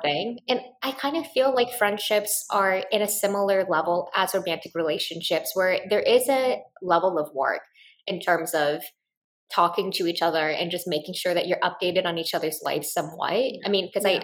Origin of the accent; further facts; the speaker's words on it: Midwest, United States; when I grew up in the Midwest